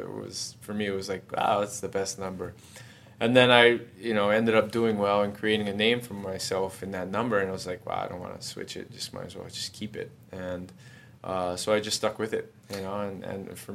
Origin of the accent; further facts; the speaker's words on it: Hawaii, United States; moved away as an adult; also born or lived in Houston; I grew up in Hawaii